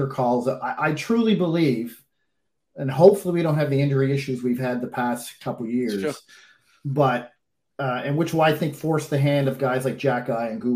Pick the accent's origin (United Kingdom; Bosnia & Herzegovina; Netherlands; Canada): Canada; the Maritimes; I'm an Anglophone. I'm from the Maritimes